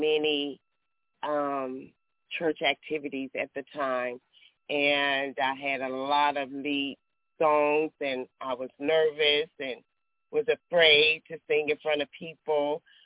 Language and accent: English; Texas, United States; I'm from Texas